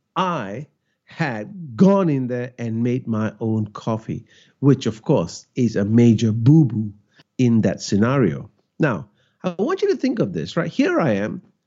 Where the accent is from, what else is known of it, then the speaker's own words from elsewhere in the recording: Malaysia; now in Australia; And I am Malaysian. I grew up in Malaysia.